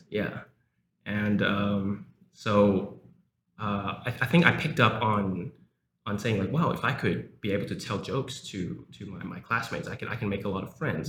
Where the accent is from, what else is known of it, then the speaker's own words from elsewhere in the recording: South Africa; English is a second language; now in Taiwan; I was born in South Africa and I came back to Taiwan 15 years ago